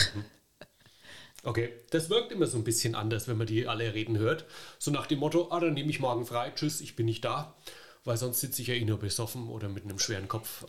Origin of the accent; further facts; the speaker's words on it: Franconia, Bavaria, Germany; als Franke